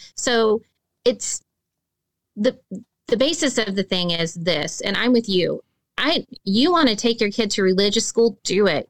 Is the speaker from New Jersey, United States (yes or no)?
no; Arkansas, United States; I'm from Arkansas